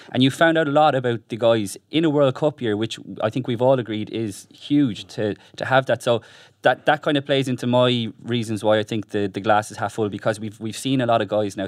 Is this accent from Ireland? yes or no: yes; Ireland; as Irish people